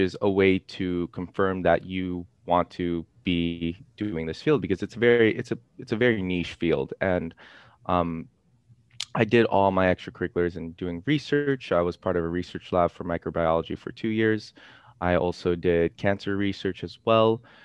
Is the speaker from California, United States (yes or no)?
yes; Los Angeles, California, United States; I'm actually, I'm actually from Ca, uh, Los Angeles